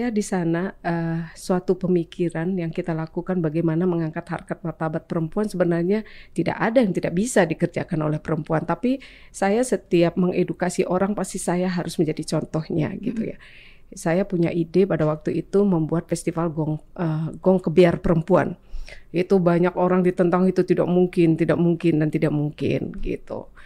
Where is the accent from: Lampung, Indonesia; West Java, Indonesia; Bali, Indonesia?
Bali, Indonesia; saya sampaikan bicara budaya dari pengalaman saya, saya orang Bali.